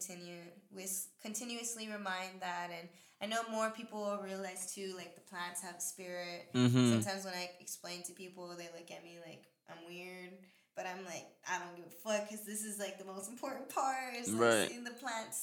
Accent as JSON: {"language": "English", "town": "Pomona", "region": "California", "country": "United States", "tie": "born or raised there", "said": "Pomona, that's my hometown"}